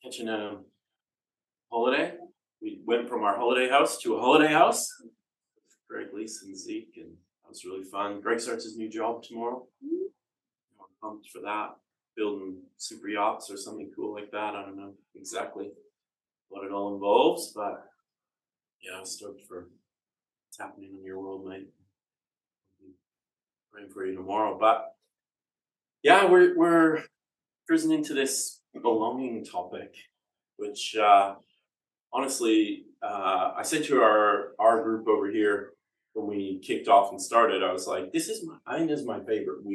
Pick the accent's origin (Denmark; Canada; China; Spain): Canada; accent: Canadian; the dulcet tones of my Canadian accent